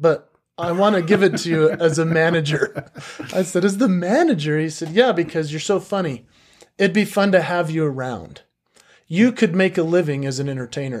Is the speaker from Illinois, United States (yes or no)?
no; Park City, Utah, United States; also born or lived in Salt Lake City, Utah; I was born in Salt Lake City, but I was raised in Park City. So I I grew up in a very interesting community.